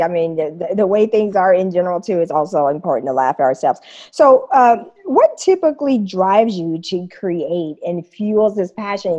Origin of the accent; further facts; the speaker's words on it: Wichita, Kansas, United States; moved away as an adult; also born or lived in East Coast / Japan / San Francisco; now in Germany; I'm originally from Wichita, Kansas